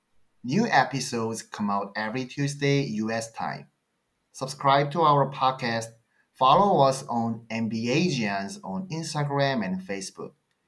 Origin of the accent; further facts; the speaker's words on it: South Korea; English is a second language; moved away as an adult; now in United States; from South Korea.